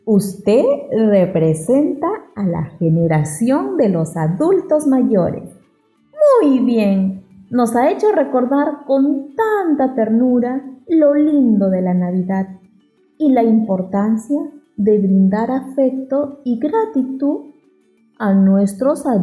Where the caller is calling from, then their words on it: La Arena, Piura, Peru; Soy estudiante de La Arena, región Piura.